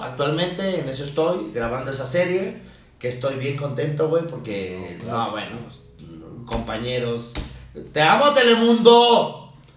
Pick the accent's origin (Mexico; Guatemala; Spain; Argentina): Mexico; Almoloya de Juárez, State of Mexico; en mi pueblo, que es al del Quisiras, mm del Quisiras, Estado de México